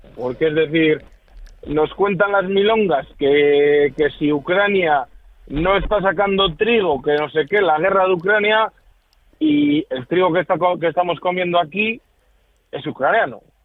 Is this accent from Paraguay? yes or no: no; Palencia, Castile and León, Spain; yo soy de Palencia